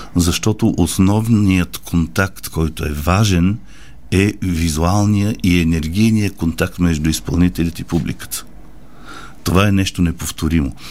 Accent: Bulgaria; moved away as an adult; also born or lived in Paris, France / Geneva, Switzerland; Аз съм си българин. Защо трябва да живея другаде и да правя кариера другаде и хората да ме познават другаде, като в собствената ми родина не ме познават

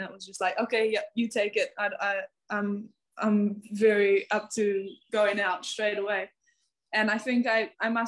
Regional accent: New Zealand; moved away as an adult; now in Hungary; as a Kiwi we are so proud because we're so little and far away

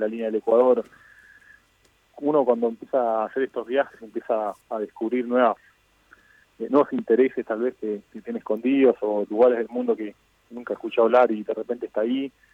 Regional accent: Argentina; moved away; yo no me voy a volver a, Argentina

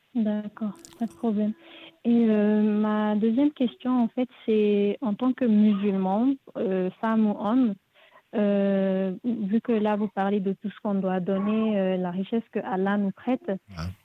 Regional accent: Guinea; je suis guinéenne

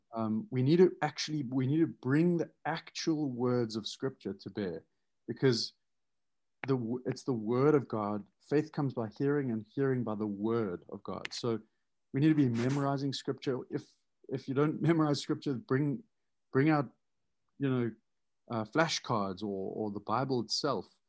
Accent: South Africa; now in United States; as a South African coming

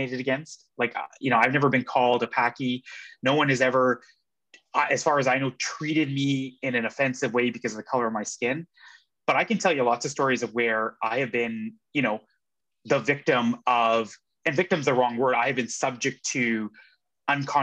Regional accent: Edmonton, Alberta, Canada; also born or lived in British Columbia; now in Toronto, Canada; I grew up in Edmonton

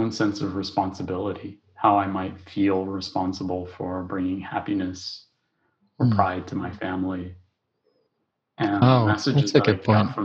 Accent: Texas, United States; I grew up in Texas and in a family of Palestinian refugees and Lebanese immigrants

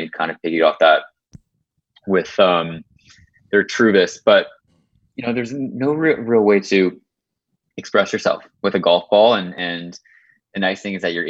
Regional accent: a little bit north of Toronto, Ontario, Canada; I grew up in Canada

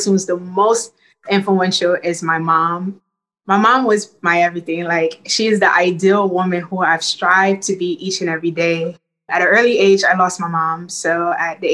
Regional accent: New York City, New York, United States; Growing up in Brooklyn, it is a melting pot of people from all over the world.

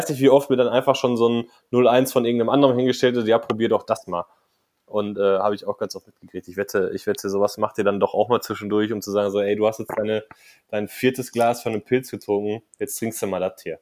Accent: North Rhine-Westphalia, Germany; Ich meine, ich, ich komme aus dem Ruhrpott.

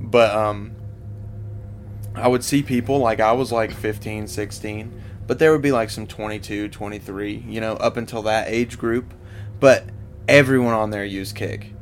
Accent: Virginia, United States; I was from Giles. And mind you, I'm like 16.

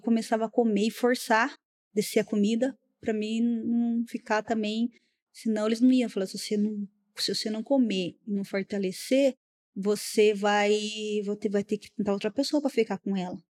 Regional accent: Pilar, Brazil; Não, não sou daqui, eu sou do interior.

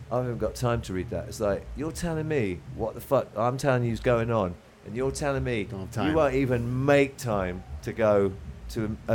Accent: England, United Kingdom; accent: limey; moved away as an adult; now in United States; I've been here 23 years. I'm an American body. I may sound like a limey and look like a redneck

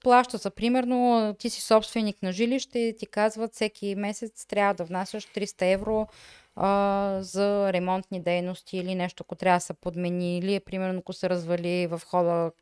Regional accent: Bulgaria; moved away as an adult; now in Germany; аз съм от България

